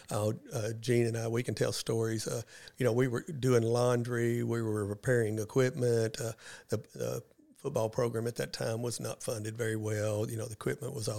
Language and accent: English; West Memphis, Arkansas, United States; now in Paragould, United States; I grew up in West Memphis, Arkansas